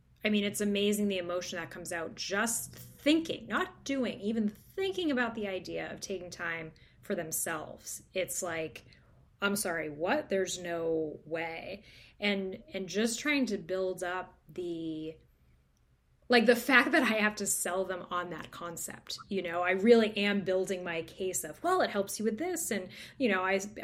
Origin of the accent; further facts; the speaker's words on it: New Hampshire, United States; I'm from New Hampshire